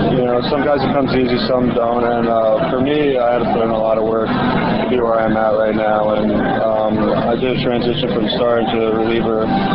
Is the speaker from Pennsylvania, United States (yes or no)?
no; Rutherford, New Jersey, United States; definitely Jersey. You know, my family's from there. My parents were born there.